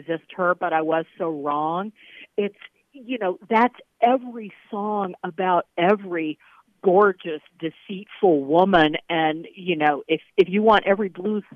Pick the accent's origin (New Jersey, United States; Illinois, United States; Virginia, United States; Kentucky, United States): Virginia, United States; yours truly, who was born and raised in Virginia